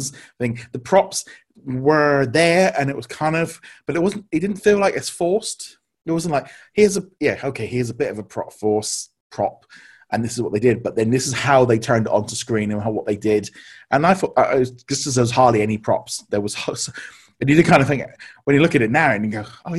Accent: United Kingdom; we're being British

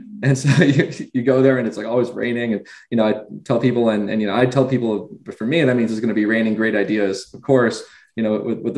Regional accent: Westchester, New York, United States; I grew up in Westchester, New York

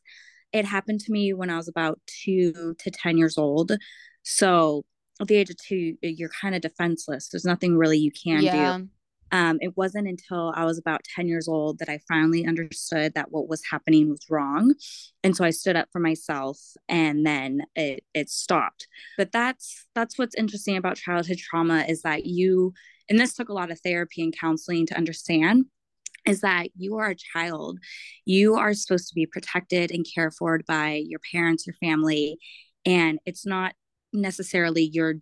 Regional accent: El Cajon, California, United States; moved away as an adult; also born or lived in San Mateo, California; now in Seattle, United States; I grew up in San Diego, kind of the suburb. It's called El Cajon

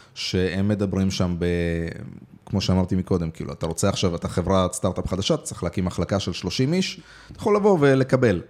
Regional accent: Israel; also born or lived in Moldova; עליתי לארץ, לא נולדתי פה, אבל אה, עליתי בגיל יחסית צעיר, בשבע

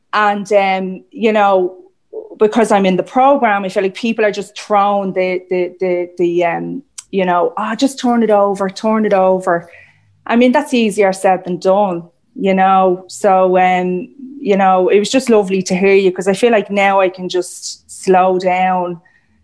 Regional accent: Ireland; I'm also Irish

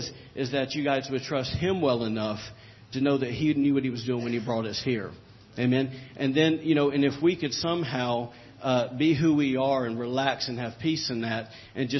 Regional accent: the South, United States; I'm from the South

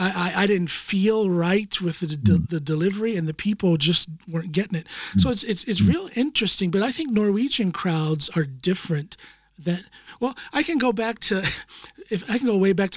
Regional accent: United States; now in Norway; I never did stand up back home in the US. I've only done stand up since I've been here in Norway.

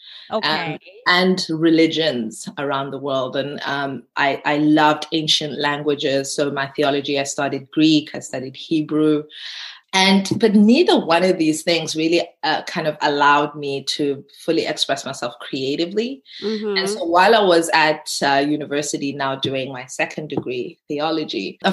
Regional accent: South Africa; as a South African

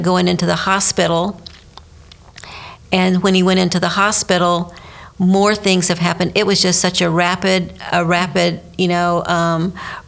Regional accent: Fort Myers, Florida, United States; I am a Florida native, born and raised in Fort Myers

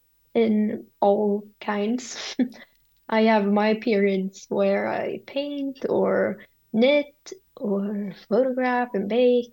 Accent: Sweden; I grew up in the same city I live in now

